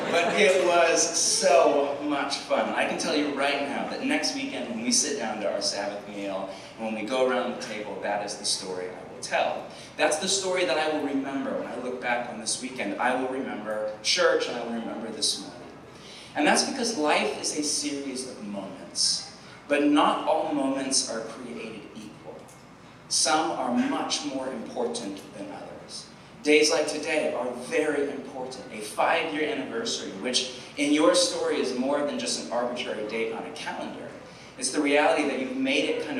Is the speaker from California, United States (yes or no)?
no; Portland, Oregon, United States; I'm from Portland, Oregon